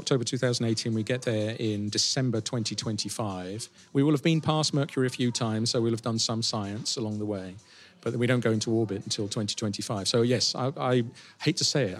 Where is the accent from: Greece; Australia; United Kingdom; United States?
United Kingdom; as a Brit